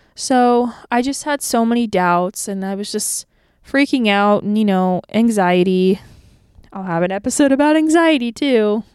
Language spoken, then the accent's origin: English; Tampa, Florida, United States; born or raised there; moved away as an adult; now in Nashville, United States